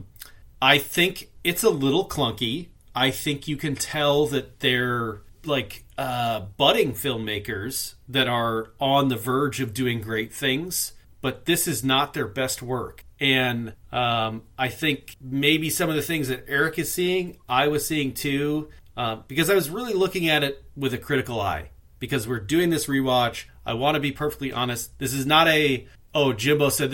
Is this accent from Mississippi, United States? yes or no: no; Minnesota, United States